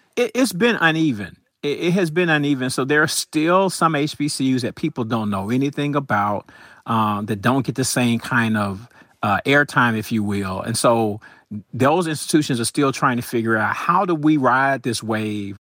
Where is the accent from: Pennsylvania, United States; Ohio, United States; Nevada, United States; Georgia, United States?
Georgia, United States; Atlanta; I grew up in Atlanta, so I went to Atlanta Public Schools